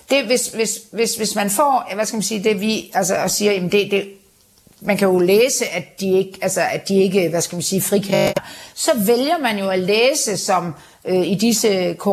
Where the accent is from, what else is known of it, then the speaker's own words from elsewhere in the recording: Denmark; eller jeg ved ikke, om jeg er en almindelig dansker, det er jeg vel forhåbentlig